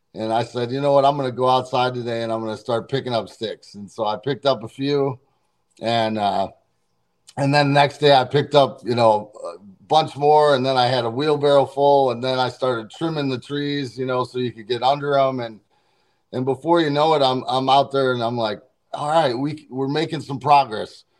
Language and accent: English; St. Louis, Missouri, United States; St. Louis area, my hometown